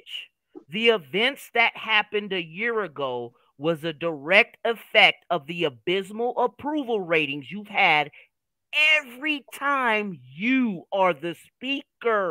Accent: Oklahoma, United States; I'm from Oklahoma.

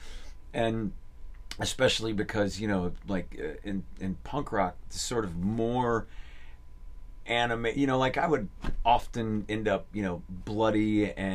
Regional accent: Berkeley, California, United States; that's where I grew up in the East Bay

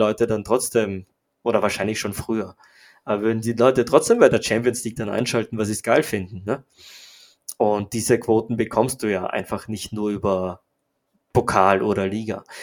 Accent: Austria; für mich als, als Österreicher

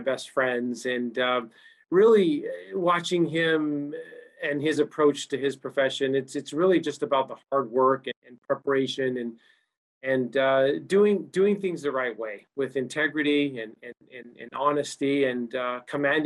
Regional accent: Utah, United States; I grew up in Utah

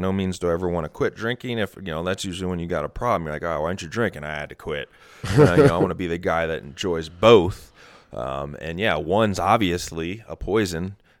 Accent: Midwest, United States; So friend number one, we grew up in the Midwest together.

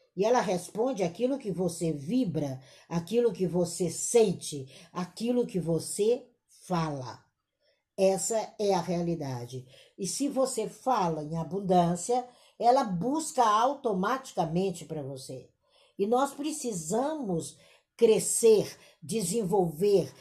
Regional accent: Brazil; aqui enquanto brasileiros

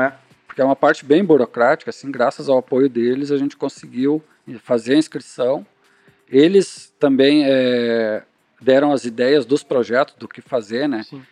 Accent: Canoas, Rio Grande do Sul, Brazil; a gente é de Canoas

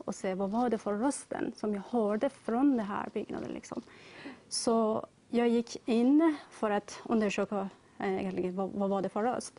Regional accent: Tehran, Tehran Province, Iran; now in Sweden; jag är ursprungligen från Iran, mm. Teheran

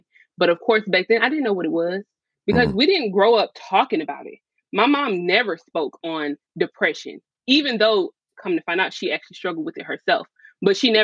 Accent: Gainesville, Florida, United States; also born or lived in Tupelo, Mississippi; my mom actually moved us to Gainesville, Florida

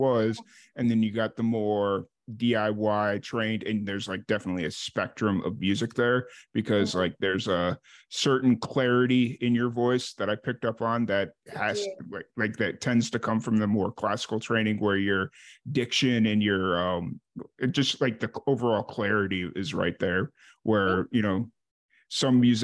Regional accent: Chicago, Illinois, United States; now in Central Texas, United States; I grew up in the South Side of Chicago

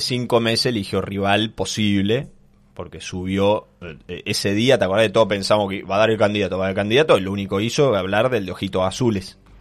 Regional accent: Argentina; Argentina es Argentina, tenemos una realidad distinta, somos todos pillos

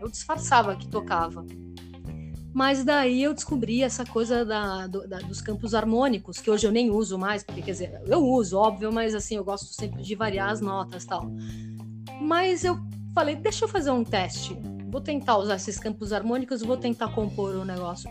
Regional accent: Brazil; also born or lived in Geneva, Switzerland / Málaga, Spain; eu sou brasileira também

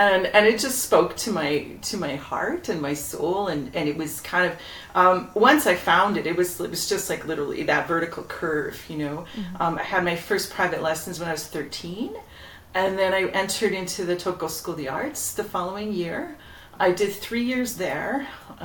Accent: Toronto, Ontario, Canada; I grew up in Etobicoke

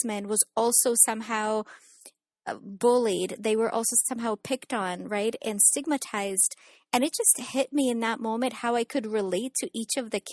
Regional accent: Ukraine; now in San Diego, United States; I was born and raised in Ukraine

